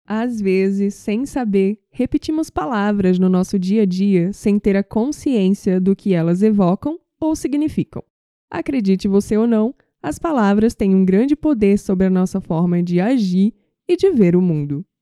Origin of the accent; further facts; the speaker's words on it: Northeast Region, Brazil; eu sou nordestina, então eu vejo muito isso no Nordeste